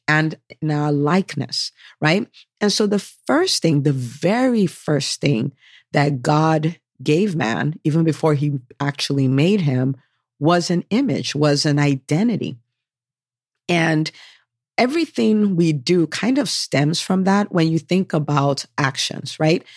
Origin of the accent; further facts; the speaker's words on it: United States; I am American by birth. My parents are from Nigeria, so I'm Nigerian